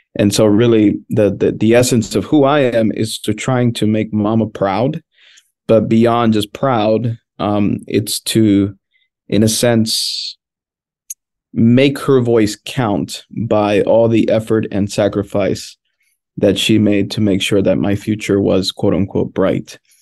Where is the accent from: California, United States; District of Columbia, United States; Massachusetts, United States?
District of Columbia, United States; Washington; first language Spanish; English is a second language; I grew up in Washington, D.C., born and raised